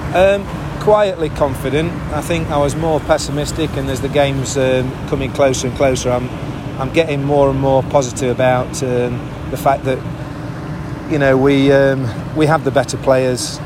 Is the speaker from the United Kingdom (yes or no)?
yes; England, United Kingdom; moved away as an adult; now in Gdansk, Poland; I'm English.